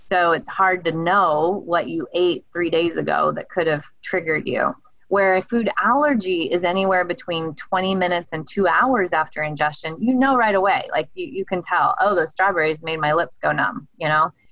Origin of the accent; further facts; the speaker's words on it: the South, United States; But I always say I was raised in the South. So my dad was in the Navy and I'm a I'm a southern girl